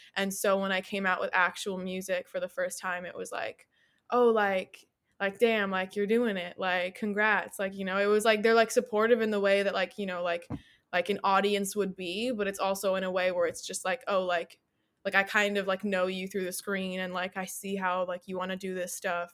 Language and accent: English; United States; living in America as an American who has, like, either, like, a parent or a grandparent that is, like, not Amer-, or, like, not from, like, not wasn't born in America